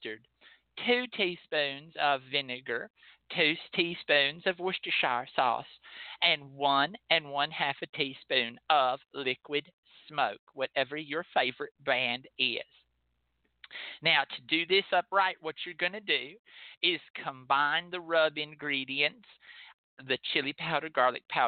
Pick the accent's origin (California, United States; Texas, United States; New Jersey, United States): Texas, United States; as a Texan